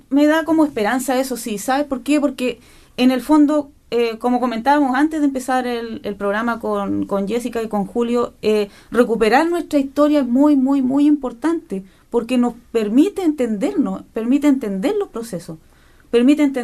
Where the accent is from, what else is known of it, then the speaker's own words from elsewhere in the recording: Chile; es un desafío para nosotros como chilenos